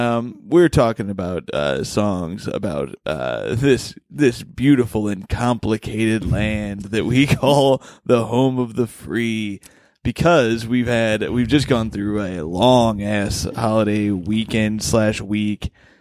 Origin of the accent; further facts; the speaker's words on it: Bloomington, Indiana, United States; my hometown of beautiful Bloomington, Indiana